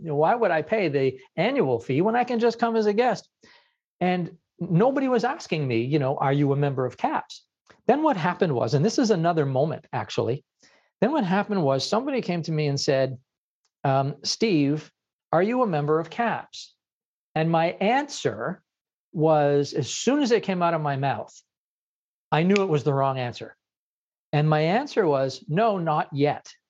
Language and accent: English; Ottawa, Ontario, Canada; I'm from Canada